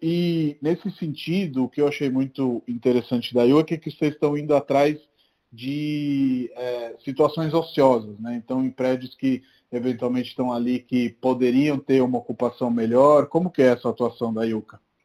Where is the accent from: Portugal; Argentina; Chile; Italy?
Italy; now in Brazil; mas eu sou da Itália